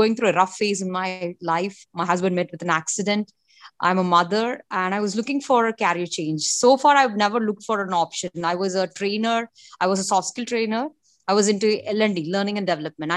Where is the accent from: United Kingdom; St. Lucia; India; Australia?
India; I'm from India